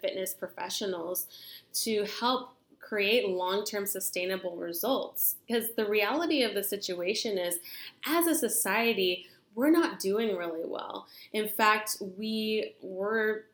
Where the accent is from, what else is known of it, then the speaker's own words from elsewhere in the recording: California, United States; I am from California